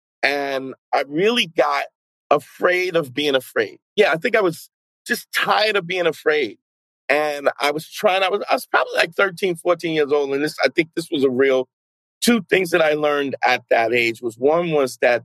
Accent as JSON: {"language": "English", "town": "New York City", "region": "New York", "country": "United States", "tie": "born or raised there", "also_born_or_lived": "New Paltz, New York", "said": "a friend of a guy who I grew up with in Brooklyn"}